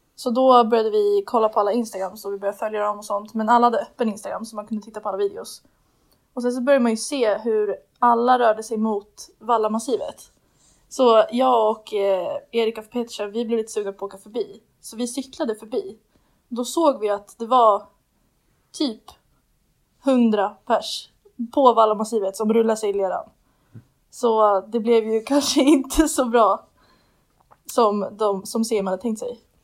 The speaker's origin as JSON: {"language": "Swedish", "town": "Uppsala", "region": "Uppsala County", "country": "Sweden"}